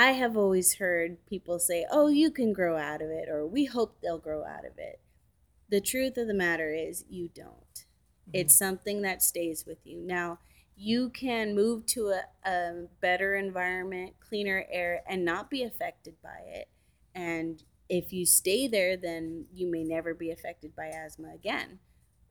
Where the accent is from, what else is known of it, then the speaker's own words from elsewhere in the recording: Central Valley, California, United States; also born or lived in Korea; I grew up in the Central Valley.